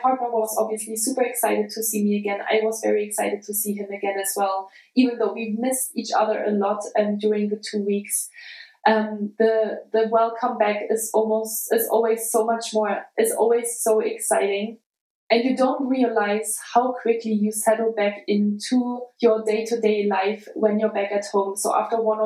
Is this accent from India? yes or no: no; Germany; now in United States; my hometown, a really small town, an hour south of Leipzig